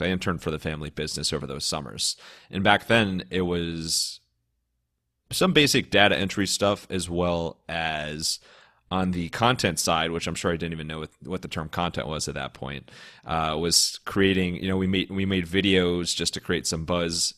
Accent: Cleveland, Ohio, United States; moved away as an adult; Born and raised in Cleveland, uh, lived there up until college

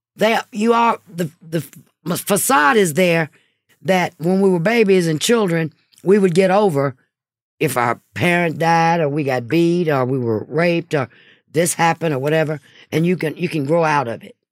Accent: Hattiesburg, Mississippi, United States; moved away; also born or lived in Texas; my hometown, Hattiesburg, Mississippi.

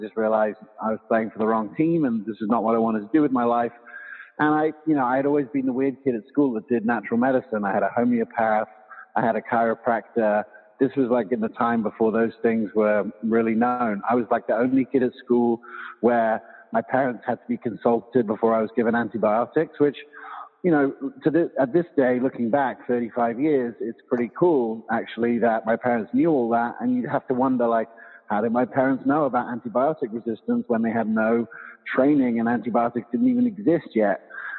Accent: England, United Kingdom; also born or lived in South Africa / Loveland, United States; now in United States; And so I was born here, but I grew up in England and South Africa.

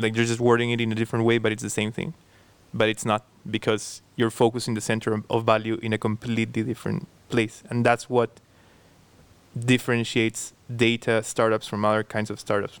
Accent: Peru; moved away as an adult; now in Cambridge, United Kingdom; I was born and raised in Peru

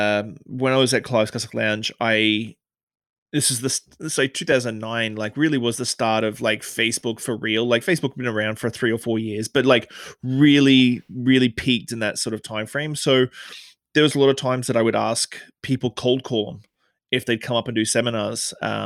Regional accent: Australia; now in Victoria, Canada; So I came to Canada from Australia. Obviously, you can tell I haven't got a Canadian accent. I came to Canada in 2006.

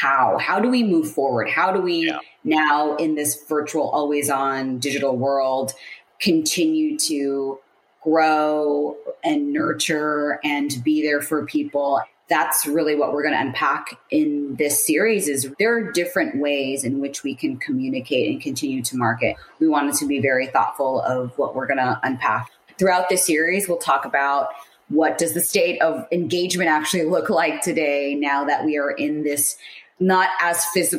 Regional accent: San Francisco, California, United States; also born or lived in Seattle, Washington / Paris, France; now in Sydney, Australia; So I'm in Australia, but originally from San Francisco, California. So everyone back home, I do miss seeing in person. I've lived in Seattle, Washington, Paris, France, Sydney, Australia

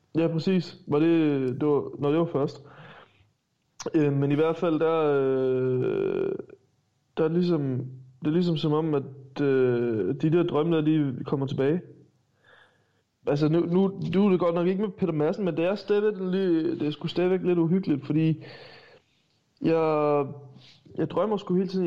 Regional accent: Stenstrup, Southern Denmark, Denmark; jeg er fra Stenstrup

